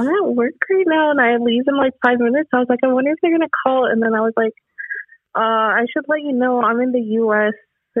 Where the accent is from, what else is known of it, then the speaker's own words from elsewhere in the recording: California, United States; I'm from California